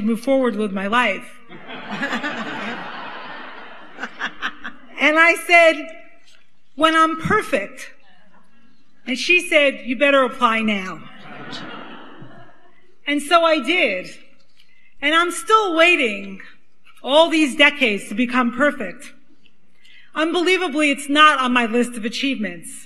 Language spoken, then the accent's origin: English; New York City, New York, United States; accent: Brooklyn; now you can really hear I'm from Brooklyn